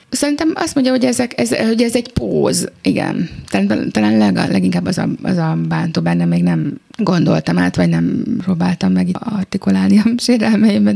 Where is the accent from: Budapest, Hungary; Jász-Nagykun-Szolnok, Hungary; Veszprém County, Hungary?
Budapest, Hungary; a saját szülővárosomban